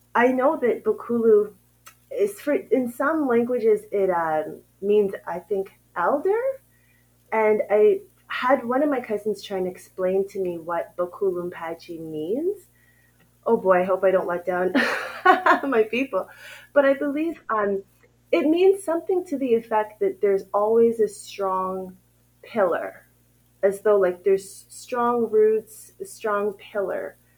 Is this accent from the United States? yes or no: no; Ottawa, Ontario, Canada; moved away as an adult; now in Uganda; I grew up in Ottawa, Canada